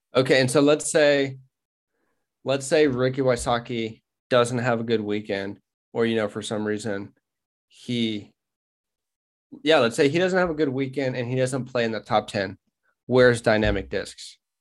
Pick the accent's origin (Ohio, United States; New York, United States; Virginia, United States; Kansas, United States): Kansas, United States; Wichita; we're from Wichita, Kansas.